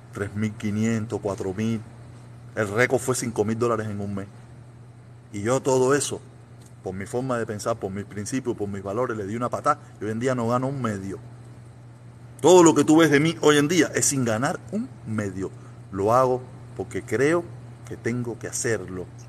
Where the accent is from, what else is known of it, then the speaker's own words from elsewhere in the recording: Cuba; moved away as an adult; now in United States; yo me vine de Cuba en el 2021. En el 2001, ¿me entiendes? Finales de 2001